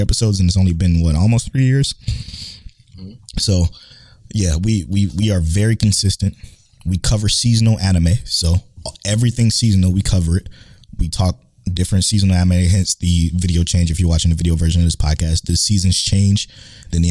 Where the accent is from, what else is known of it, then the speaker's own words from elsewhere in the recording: Cleveland, Ohio, United States; now in Houston, United States; I'm from Cleveland, Ohio as well